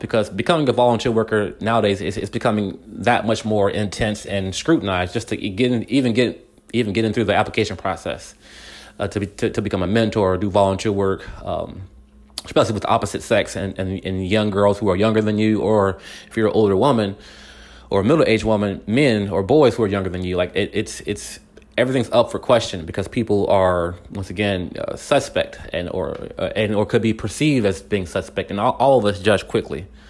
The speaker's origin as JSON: {"language": "English", "town": "Wortham", "region": "Texas", "country": "United States", "tie": "born or raised there", "said": "the whole neighborhood that I grew up in in Wortham"}